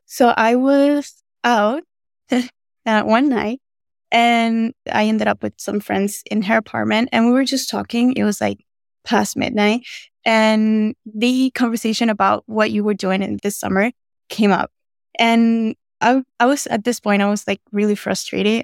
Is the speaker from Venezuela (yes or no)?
yes; Venezuela; now in United States; I'm originally from Venezuela